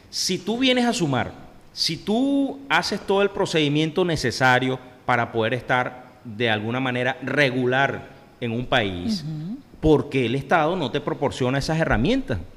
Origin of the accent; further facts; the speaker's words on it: Venezuela; yo soy un venezolano de a pie igual que todo el mundo. Yo tengo aquí tres años y tanto, ¿verdad?